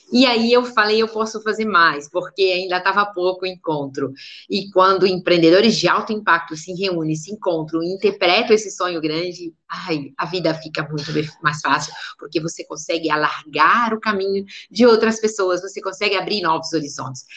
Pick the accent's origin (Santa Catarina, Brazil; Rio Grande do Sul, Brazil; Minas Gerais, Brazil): Minas Gerais, Brazil; Areado; aqui onde eu nasci, aqui em Areado